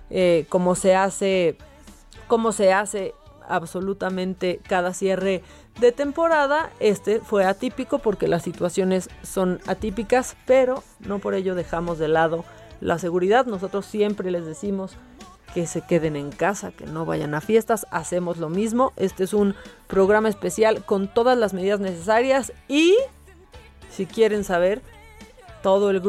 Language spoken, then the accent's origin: Spanish; Mexico; como muchos mexicanos nosotros tenemos que seguir trabajando